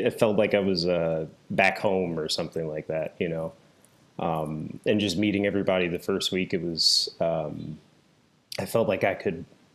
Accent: Michigan, United States; moved away; I'm from Michigan originally.

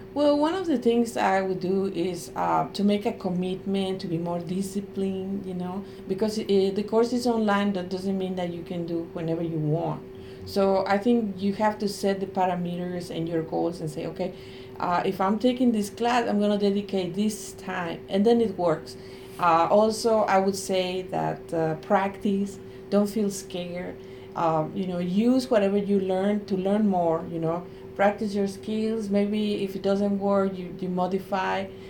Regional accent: Mexico; English is a second language; moved away as an adult; now in United States; I come from Mexico

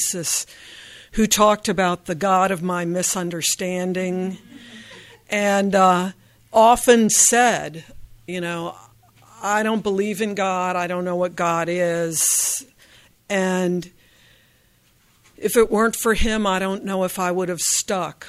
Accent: Virginia, United States; I grew up in Virginia

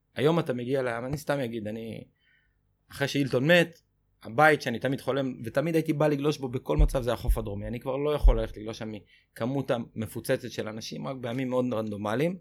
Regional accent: Israel; אני שגדלתי בחוף הכי קראודד בישראל באייטיז

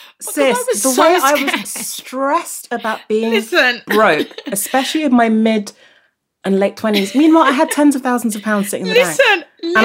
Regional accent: Nigeria; now in London, United Kingdom; my class status changed from when we moved from Nigeria to London

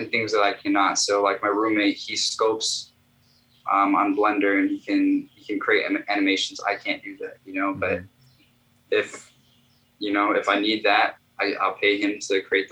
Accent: Chicago, Illinois, United States; I am an artist from Chicago

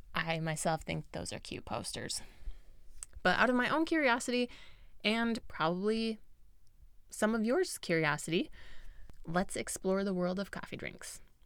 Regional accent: United States; I grew up in America

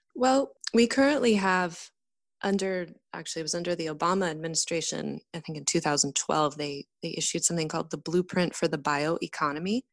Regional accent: north of San Francisco, near Point Reyes National Seashore, California, United States; I grew up just north of San Francisco in an area near the Point Reyes National Seashore

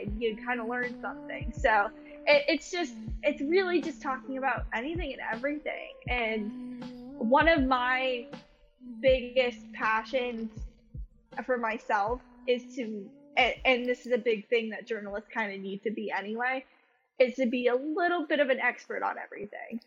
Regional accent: Boston, Massachusetts, United States; I'm originally from Boston

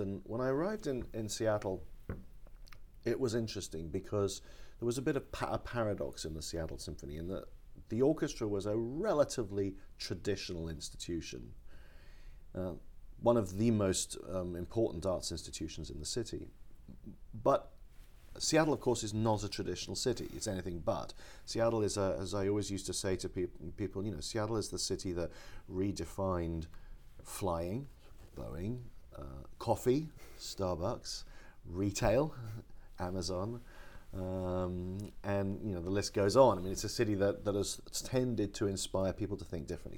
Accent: London, United Kingdom; now in Los Angeles, United States; I grew up in London

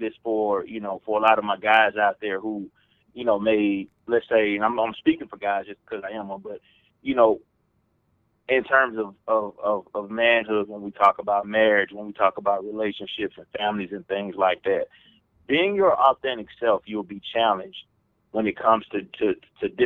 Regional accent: Atlanta, Georgia, United States; accent: Southern; moved away; I'm from Atlanta, Georgia

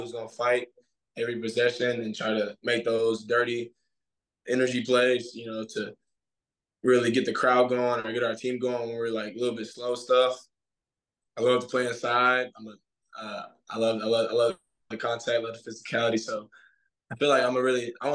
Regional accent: Suwanee, Georgia, United States; moved away as an adult; now in Clemson, United States; I'm from Suwanee, Georgia

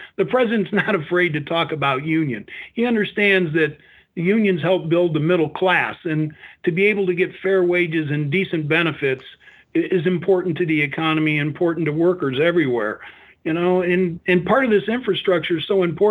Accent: Northwest Indiana, United States; I grew up in Northwest Indiana

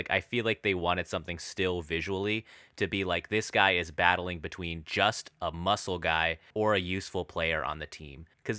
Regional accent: Alaska, United States; those commercials we'd see growing up in Alaska.

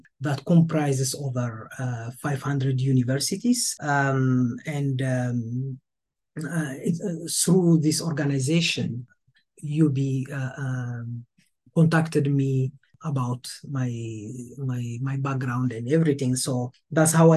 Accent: Ethiopia; moved away as an adult; also born or lived in New York; now in Buffalo, United States; I'm Ethiopian

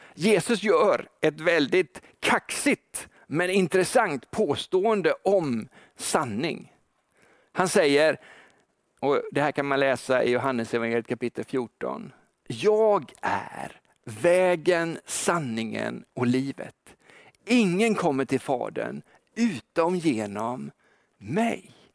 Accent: Gothenburg, Västra Götaland, Sweden; som göteborgare

